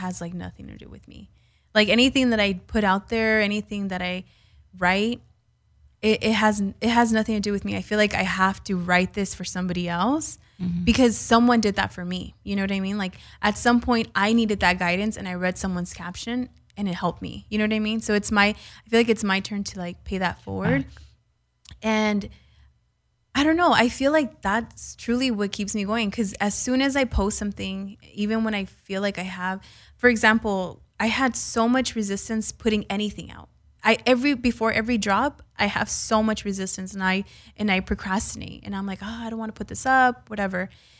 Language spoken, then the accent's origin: English; California, United States; But I was born and raised in the Valley.